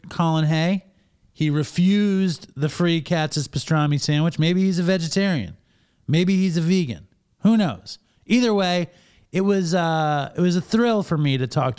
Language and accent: English; New York City, New York, United States; now in Sayville, United States; I live in a town called Sayville. It's like 50 miles east of Manhattan, but I grew up in Manhattan.